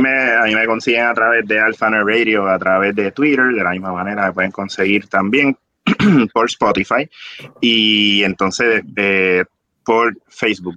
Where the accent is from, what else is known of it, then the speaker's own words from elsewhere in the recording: Bayamón, Puerto Rico; yo soy de Bayamón